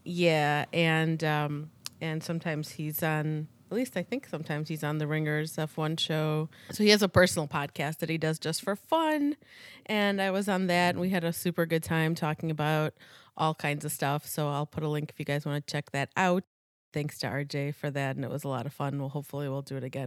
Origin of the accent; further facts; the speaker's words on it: Chicago, Illinois, United States; we're from Chi-, the Chicago area